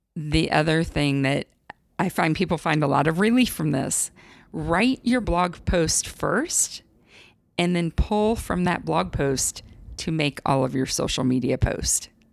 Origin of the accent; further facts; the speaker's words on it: Midwest, United States; moved away; I'm from the Midwest originally